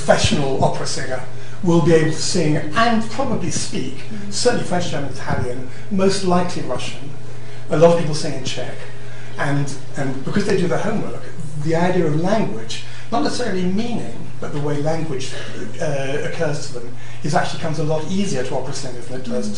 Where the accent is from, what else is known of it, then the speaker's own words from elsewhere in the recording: Croydon, London, United Kingdom; I'm from Croydon